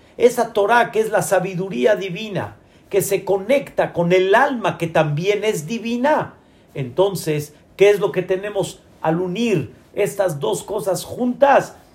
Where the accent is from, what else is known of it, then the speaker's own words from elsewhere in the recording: Mexico; also born or lived in Israel; yo soy Mexican people